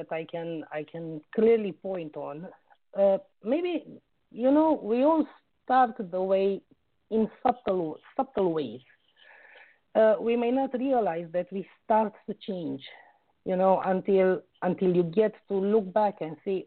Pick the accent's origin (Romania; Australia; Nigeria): Romania; also born or lived in United Kingdom; now in Oxford, United Kingdom; I was born in Romania and I was raised there.